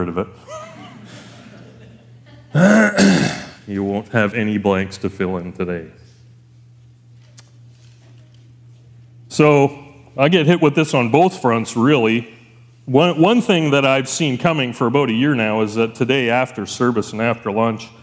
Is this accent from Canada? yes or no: yes; Elkford, British Columbia, Canada; we grew up in Elkford